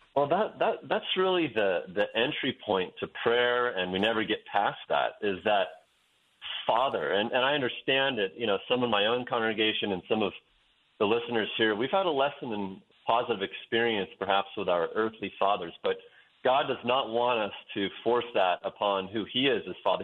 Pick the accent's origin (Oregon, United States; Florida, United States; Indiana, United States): Oregon, United States; Western; moved away as an adult; also born or lived in Wyoming; I grew up in Western Oregon in a in a town that's known as the Amsterdam of America